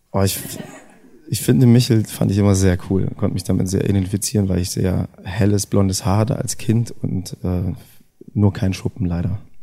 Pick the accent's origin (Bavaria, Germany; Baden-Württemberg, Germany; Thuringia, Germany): Thuringia, Germany; Erfurt; das ist ja meine Heimatstadt